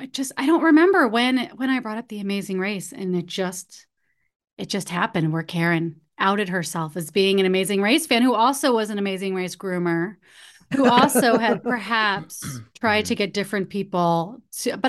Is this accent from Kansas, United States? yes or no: yes; Kansas, United States; I grew up in Kansas